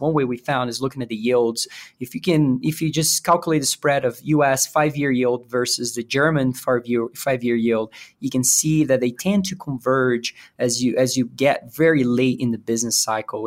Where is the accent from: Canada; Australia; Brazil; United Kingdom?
Brazil; moved away as an adult; also born or lived in Virginia, United States / St. Louis, United States; now in Denver, United States; I was born and raised in Brazil. I moved to the U S